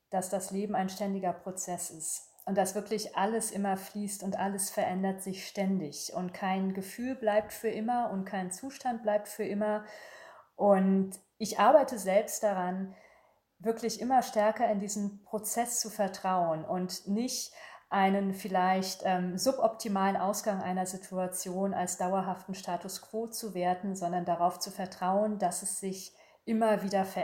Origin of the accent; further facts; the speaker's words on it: Berlin, Germany; born there; also born or lived in Paris; Ich habe lange in Paris gelebt. Das ist für mich immer ein Sehnsuchtsort. Ich bin äh, gebürtige Berlinerin. Also es geht für mich nichts über Berlin.